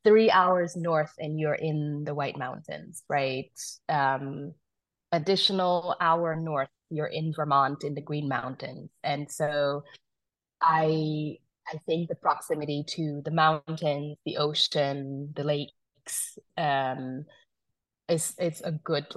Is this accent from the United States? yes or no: no; Uganda; also born or lived in South Sudan; so I'm originally from South Sudan. I was born in South Sudan, grew up in Uganda.